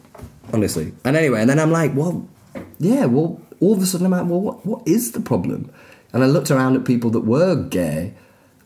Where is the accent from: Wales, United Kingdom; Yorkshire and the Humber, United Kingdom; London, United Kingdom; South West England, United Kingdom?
Yorkshire and the Humber, United Kingdom; Leeds; I was growing up in Leeds in the 80s